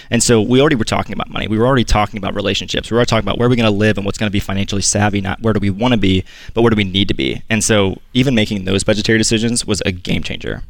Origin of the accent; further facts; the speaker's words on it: Southern Illinois, United States; I grew up in Southern Illinois